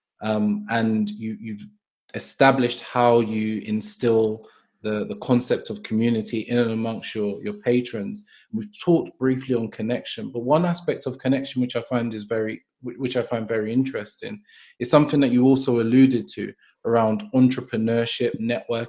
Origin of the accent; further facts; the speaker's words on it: London, United Kingdom; I'm from Brixton.